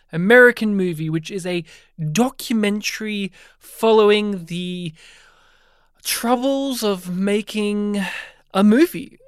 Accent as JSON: {"language": "English", "region": "New South Wales", "country": "Australia", "tie": "born or raised there", "moved": "as an adult", "lives_now": "Melbourne, Australia", "said": "even though I've not lived in my hometown for well over a decade now, I'm still used to the summer heat of, uh, my home state of New South Wales"}